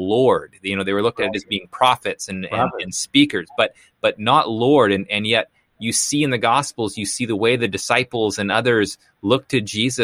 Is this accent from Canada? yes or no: yes; Canada; now in Portland, United States; I live in Portland right now. But I grew up in Canada. So I'm originally from Canada